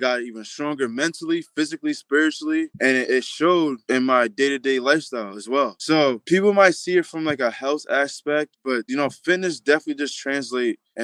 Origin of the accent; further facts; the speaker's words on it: Long Island, New York, United States; I'm from Long Island, New York